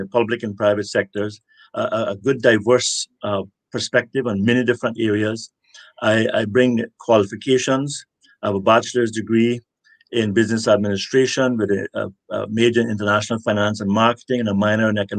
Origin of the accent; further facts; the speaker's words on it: West Bay, Cayman Islands; also born or lived in Cuba; before that, I grew up in West Bay